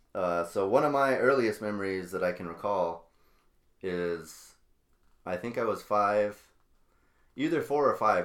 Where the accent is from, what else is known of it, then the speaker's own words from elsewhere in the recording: Albuquerque, New Mexico, United States; moved away as an adult; now in Wisconsin, United States; me and my sister here, uh, we grew up in Albuquerque, New Mexico, on the west side